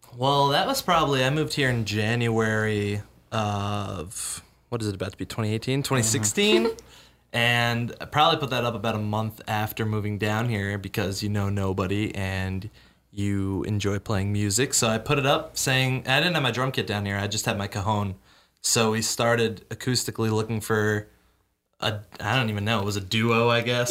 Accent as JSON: {"language": "English", "region": "Connecticut", "country": "United States", "moved": "as an adult", "lives_now": "Austin, United States", "said": "I'm from Connecticut. I've been here in Austin for a little over two years now"}